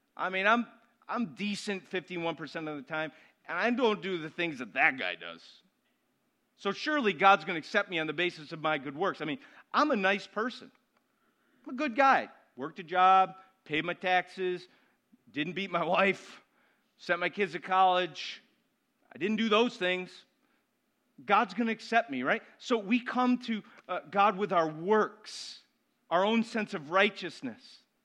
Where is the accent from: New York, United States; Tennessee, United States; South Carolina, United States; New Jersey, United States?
New York, United States; Syracuse; I was born in Syracuse, June twenty-sixth, nineteen seventy-nine